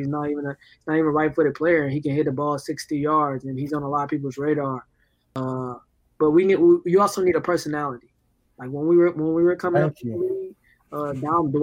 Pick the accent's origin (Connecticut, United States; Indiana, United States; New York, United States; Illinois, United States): Indiana, United States; Indianapolis; I was from Indianapolis